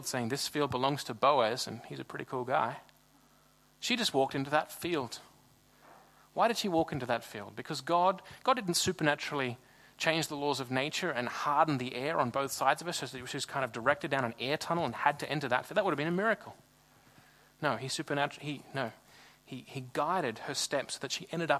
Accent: Sydney, New South Wales, Australia; moved away as an adult; now in Freiburg, Germany; I'm from Sydney in Australia, and Sydney's a really big city.

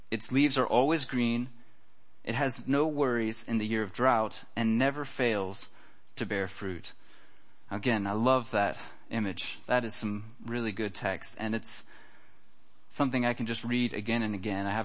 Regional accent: United States; now in Germany; I think this is kind of funny just because I come from America and it's a lot different there. But uh, here in Germany, it's very important to have insurance for everything.

